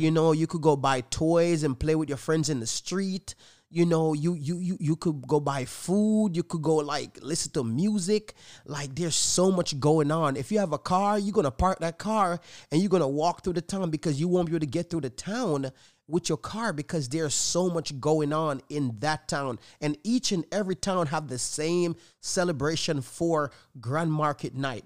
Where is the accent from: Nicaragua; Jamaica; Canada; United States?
Jamaica; moved away; I was born in Jamaica